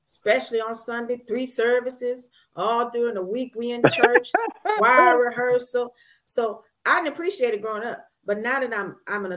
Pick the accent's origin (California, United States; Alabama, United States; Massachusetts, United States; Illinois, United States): Illinois, United States; Chicago; Being from Chicago, my people came from Tupelo, Mississippi